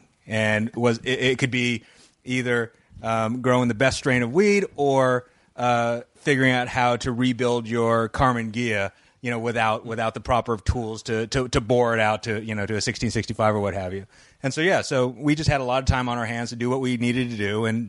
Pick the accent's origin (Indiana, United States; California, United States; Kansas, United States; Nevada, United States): California, United States; Escondido; I grew up in Escondido, which is in San Diego, which is right next to Valley Center.